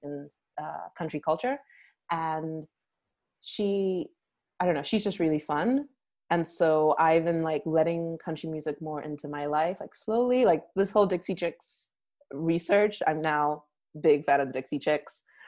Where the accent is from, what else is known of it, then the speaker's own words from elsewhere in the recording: Nigeria; now in United States; I'm Nigerian, and then I naturalized to the U.S. Uh, in 2015